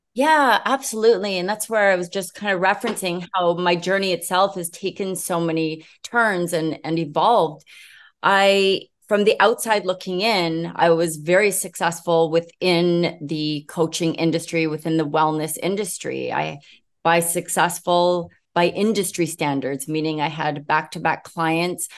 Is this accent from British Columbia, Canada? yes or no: yes; Vancouver, British Columbia, Canada; I am from Vancouver, British Columbia